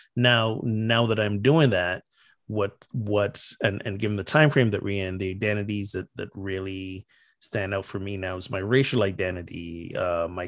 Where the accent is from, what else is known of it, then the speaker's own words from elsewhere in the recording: Barbados; moved away; also born or lived in North Carolina; I'm from Barbados